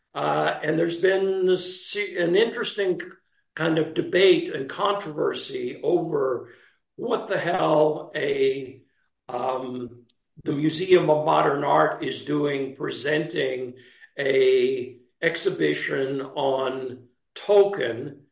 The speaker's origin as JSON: {"language": "English", "region": "Texas", "country": "United States", "also_born_or_lived": "Italy", "moved": "as an adult", "said": "a young man from Texas"}